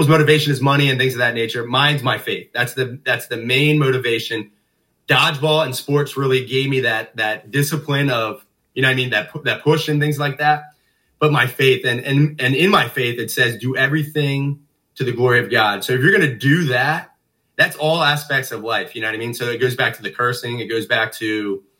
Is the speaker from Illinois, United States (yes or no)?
no; Norristown, Pennsylvania, United States; I love growing up in Narstown